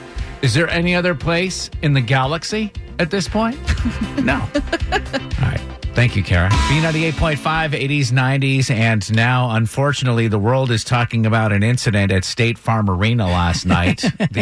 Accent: Northeast, United States; moved away; Growing up in the Northeast

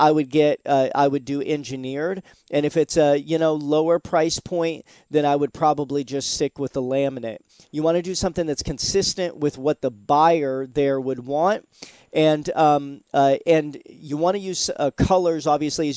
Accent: Seattle, Washington, United States; now in Florida, United States; I'm originally from Seattle, Washington, and we had Woodshake roofs

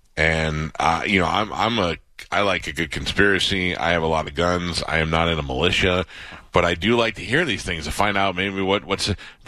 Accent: New York City, New York, United States; Ricky Schroeder from my hometown, Staten Island.

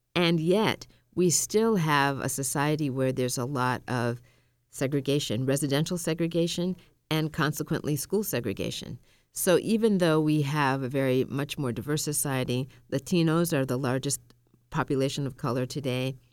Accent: Massachusetts, United States; also born or lived in Tallahassee, Florida; I grew up in Massachusetts. And I was born in Tallahassee, Florida

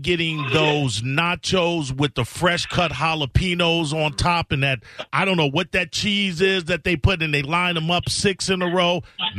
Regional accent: Chicago, Illinois, United States; moved away; also born or lived in Columbus, Ohio; I come from Chicago, and then there I spent a decade in Columbus, Ohio.

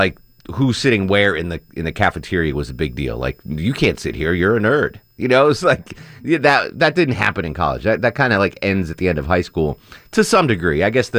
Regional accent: Texas, United States; Growing up in Texas, ….

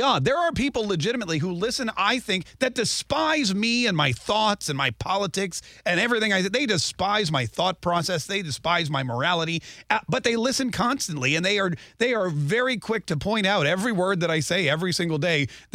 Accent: Canada; now in United States; I was a Canadian

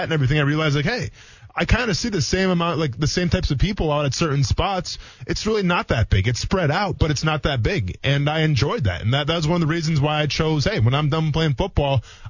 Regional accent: Wisconsin, United States; moved away as an adult; also born or lived in Chicago, Illinois / Murray, Kentucky; now in Jacksonville, United States; I was born in Chicago, but I grew up in a small town in Wisconsin.

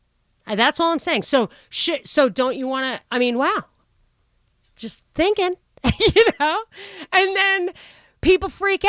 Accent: New York, United States; I grew up in New York

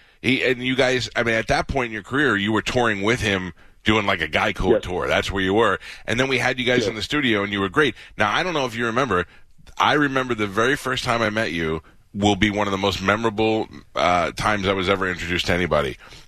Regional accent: New York City, New York, United States; I'm from Staten Island

